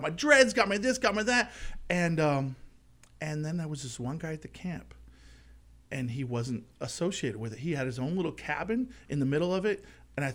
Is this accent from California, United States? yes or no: yes; Palos Verdes Peninsula, California, United States; Palos Verdes Peninsula.